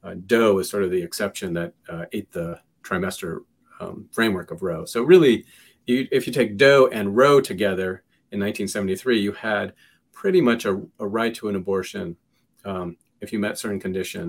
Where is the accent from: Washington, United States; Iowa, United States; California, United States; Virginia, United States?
Washington, United States; Seattle; now in Indiana, United States; I'm from Seattle, so Washington